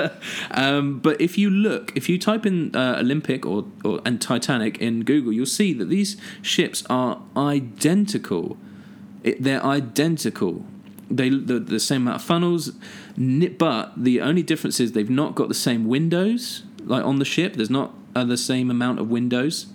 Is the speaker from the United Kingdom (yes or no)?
yes; Southampton, South East England, United Kingdom; we're both from Southampton